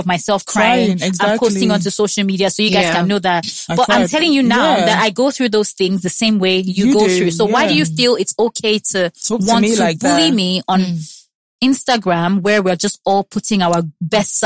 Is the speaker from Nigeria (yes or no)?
yes; Nigeria